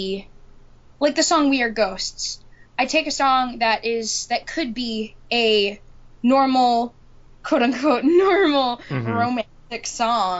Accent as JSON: {"language": "English", "town": "New York City", "region": "New York", "country": "United States", "tie": "born or raised there", "said": "my hometown, in my neighborhood here"}